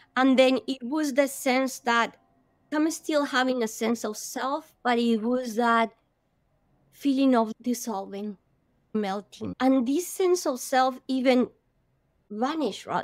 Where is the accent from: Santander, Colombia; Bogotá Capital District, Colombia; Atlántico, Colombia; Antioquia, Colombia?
Bogotá Capital District, Colombia; Bogota; I am from Colombia, I come from hot weather country, but Bogota is very high up in the Andes